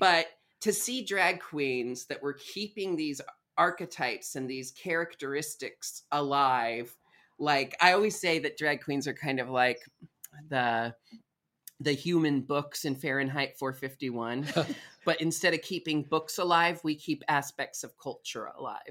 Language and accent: English; Portland, Oregon, United States; I was raised in Portland, Oregon